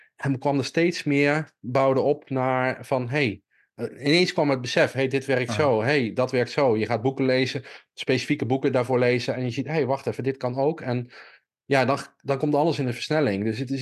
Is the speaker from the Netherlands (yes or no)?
yes; Millingen aan de Rijn, Gelderland, Netherlands; moved away; ik kom oorspronkelijk uit Milling aan de Rijn